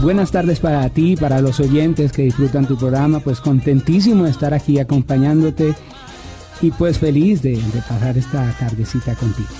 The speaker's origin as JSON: {"language": "Spanish", "region": "Bogotá", "country": "Colombia", "tie": "born or raised there", "also_born_or_lived": "Cali", "moved": "yes", "said": "Bogotá, mi pueblo natal"}